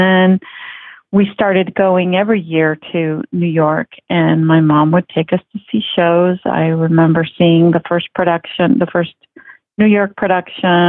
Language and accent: English; Mexico City, Mexico; now in Fort Worth, United States; I grew up in Mexico City